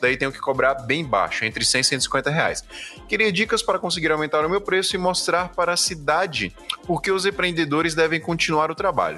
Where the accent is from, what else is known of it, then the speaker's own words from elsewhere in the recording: Brazil; Nós somos brasileiros